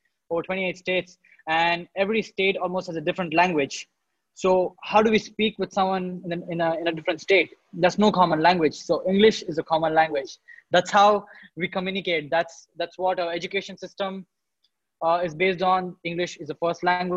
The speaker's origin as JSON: {"language": "English", "country": "India", "tie": "born or raised there", "said": "So in India, I was born and brought up in a town. It is a small town"}